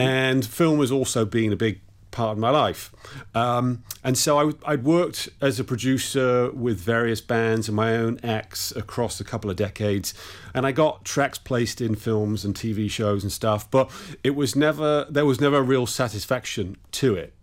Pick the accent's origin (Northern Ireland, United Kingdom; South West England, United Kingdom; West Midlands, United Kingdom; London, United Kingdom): South West England, United Kingdom; Bristol; I'm actually from Bristol in the southwest of England.